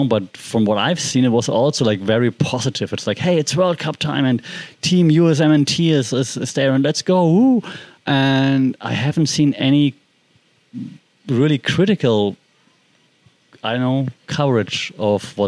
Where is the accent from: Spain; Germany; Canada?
Germany; because I'm from Germany